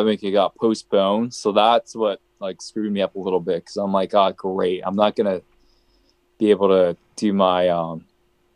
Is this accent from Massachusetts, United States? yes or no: yes; Massachusetts, United States; also born or lived in Chile; I literally just grew up here in Massachusetts all my life